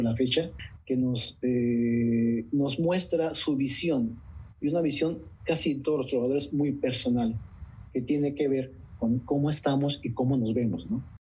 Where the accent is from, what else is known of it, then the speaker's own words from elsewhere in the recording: Coahuila, Mexico; moved away as an adult; also born or lived in Montenegro; now in Netherlands; en mi tierra